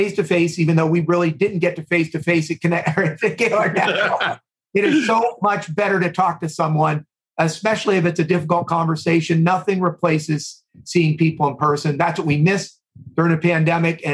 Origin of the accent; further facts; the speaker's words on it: East Coast, United States; moved away; also born or lived in Midwest; I've lived in the Midwest for about 25 years. I grew up on the East Coast